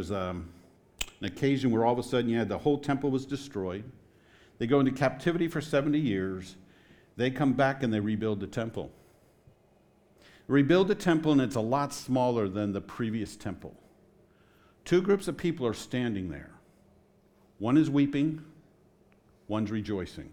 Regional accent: Washington, District of Columbia, United States; moved away; I grew up on the East Coast. I grew up in the Washington, D.C. area.

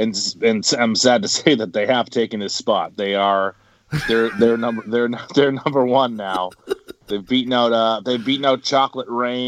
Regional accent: Quincy, United States; the locations are basically make a Triforce in Quincy, where I am right now.

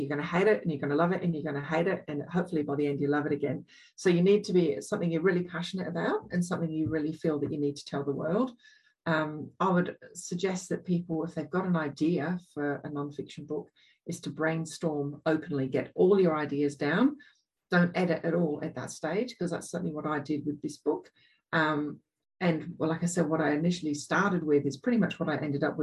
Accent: England, United Kingdom; accent: English; now in Australia; I grew up in England

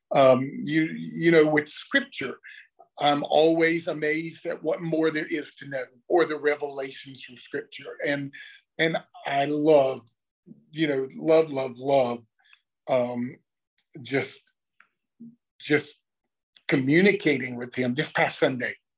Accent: Lexington, North Carolina, United States; also born or lived in Mooresville, North Carolina; now in Charlotte, United States; I grew up in Lexington, which is about an hour to the east, northeast

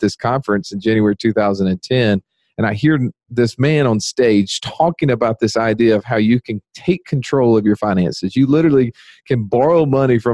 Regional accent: Birmingham, Alabama, United States; my hometown, Birmingham, Alabama

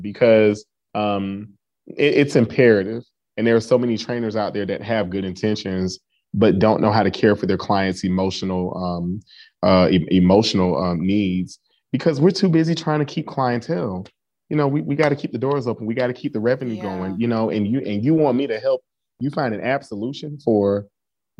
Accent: Atlanta, Georgia, United States; I grew up in Atlanta

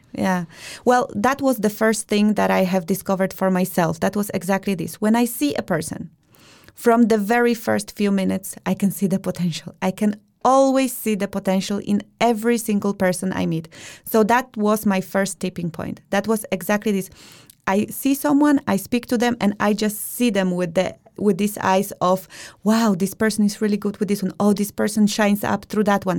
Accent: Białystok, Podlaskie Voivodeship, Poland; moved away as an adult; now in Denmark; I am originally from Białystok, Poland. I have been living in Denmark for over ten years

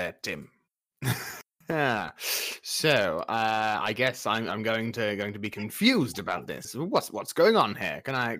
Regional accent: United Kingdom; I'm British.

